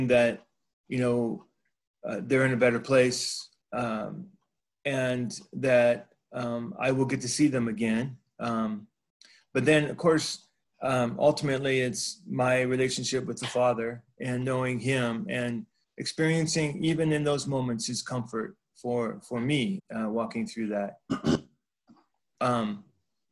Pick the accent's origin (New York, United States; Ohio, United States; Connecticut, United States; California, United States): California, United States; I grew up in California